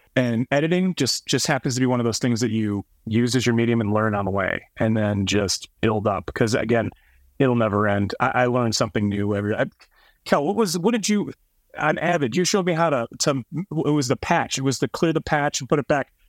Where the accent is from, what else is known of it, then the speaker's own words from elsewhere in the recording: East Coast, United States; moved away; I'm from the East Coast